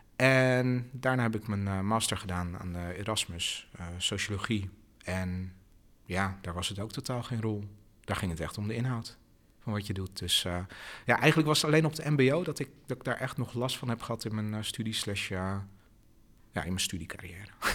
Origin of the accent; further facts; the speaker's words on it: Haarlem, North Holland, Netherlands; now in Rotterdam, Netherlands; ik ben in Haarlem geboren.